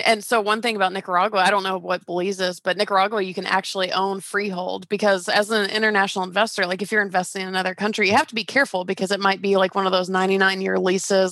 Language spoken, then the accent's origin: English; Atlanta, Georgia, United States; moved away as an adult; also born or lived in California; I grew up in Georgia and I started working for that company in Georgia and I took a job transfer for this really cool, like even more dream job version and moved to California